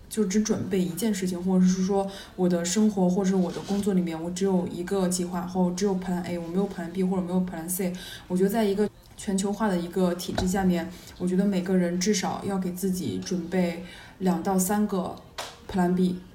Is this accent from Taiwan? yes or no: no; China; 我中国人